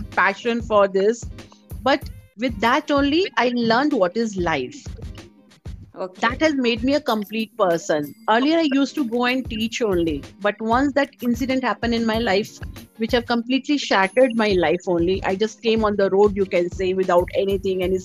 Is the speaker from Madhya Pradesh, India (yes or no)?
no; Delhi, India; moved away as an adult; now in Hyderabad, India; I'm born and brought up in Delhi in a middle class family